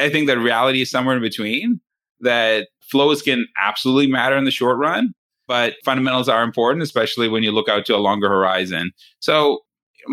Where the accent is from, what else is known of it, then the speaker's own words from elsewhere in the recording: Canada; I grew up in Canada